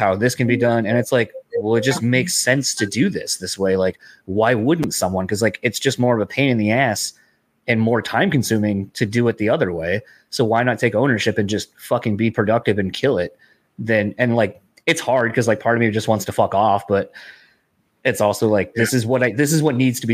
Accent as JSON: {"language": "English", "region": "East Coast", "country": "United States", "tie": "born or raised there", "moved": "yes", "lives_now": "Midwest, United States", "said": "I grew up in the East Coast initially."}